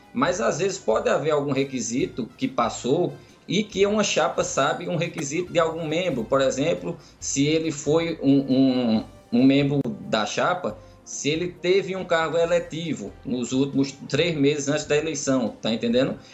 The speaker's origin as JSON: {"language": "Portuguese", "town": "Caruaru", "region": "Pernambuco", "country": "Brazil", "said": "eu sou aqui de Caruaru"}